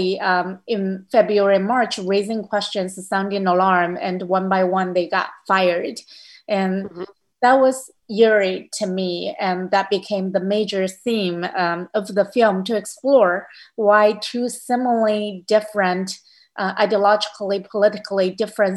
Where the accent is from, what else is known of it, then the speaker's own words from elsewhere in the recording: Hubei, China; moved away as an adult; now in United States; my hometown next to Wuhan